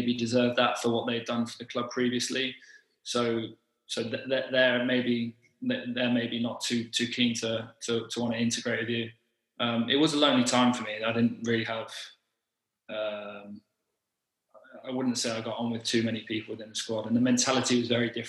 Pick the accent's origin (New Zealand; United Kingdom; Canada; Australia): United Kingdom; Leicester, East Midlands; I was born in Leicester